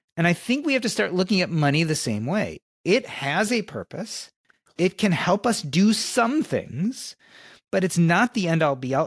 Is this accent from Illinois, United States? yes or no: yes; Chicago, Illinois, United States; I grew up in Chicago during the Michael Jordan era